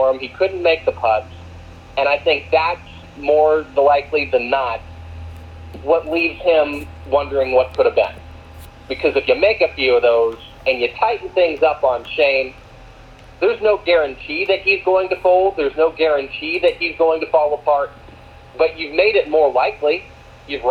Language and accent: English; Florida, United States; growing up in Florida, there's family friends who've played on tour